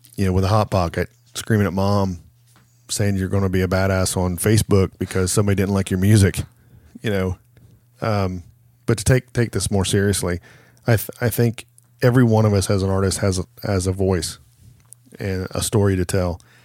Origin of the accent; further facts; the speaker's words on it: Chillicothe, Ohio, United States; I need to do a show in my hometown